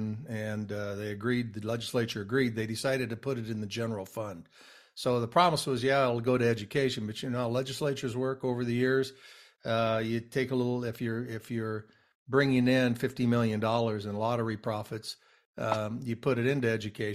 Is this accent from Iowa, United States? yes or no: yes; Jefferson, Iowa, United States; I grew up in Jefferson, Cooper, Iowa, with Chuck Offenberger